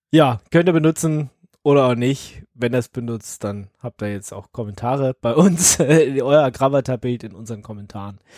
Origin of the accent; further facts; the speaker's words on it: Berlin, Germany; Ich bin eben Berliner